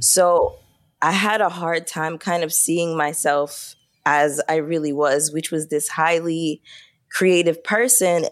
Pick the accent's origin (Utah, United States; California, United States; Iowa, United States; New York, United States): New York, United States; Brooklyn; I am from Brooklyn, New York, born and raised